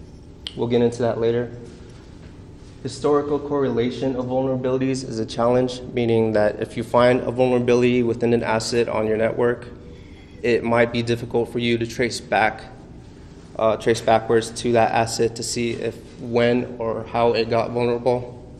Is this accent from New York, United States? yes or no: no; Tucson, Arizona, United States; I came from Tucson, Arizona.